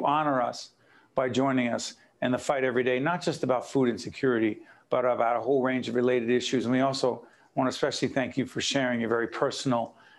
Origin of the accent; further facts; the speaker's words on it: Newark, New Jersey, United States; Newark, my hometown, Brick City, born and raised.